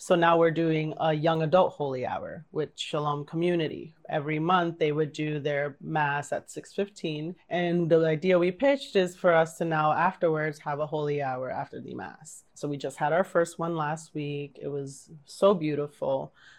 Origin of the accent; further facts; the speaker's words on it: New York City, New York, United States; I grew up in St. Bridget's in Bushwick